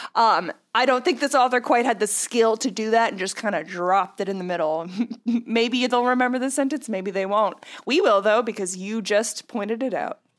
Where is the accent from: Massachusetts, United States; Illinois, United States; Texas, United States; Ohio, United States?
Texas, United States; now in New Orleans, United States; I've lived in the South my whole life, but, uh, yeah. I live in New Orleans. I grew up in Texas